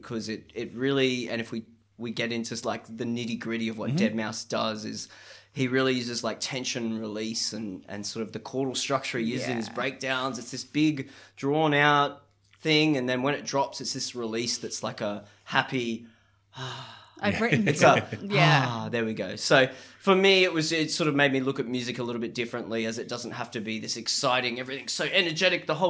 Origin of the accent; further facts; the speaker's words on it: Cairns, Queensland, Australia; moved away as an adult; also born or lived in Townsville; I grew up in Cairns, but I actually did uni in Townsville